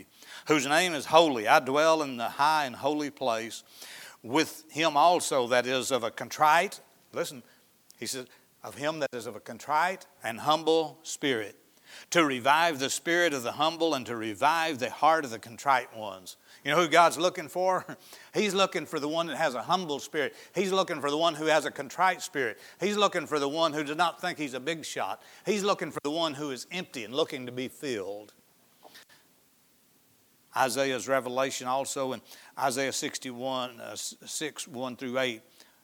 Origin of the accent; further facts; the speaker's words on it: Izard County, Arkansas, United States; where I grew up in Izzard County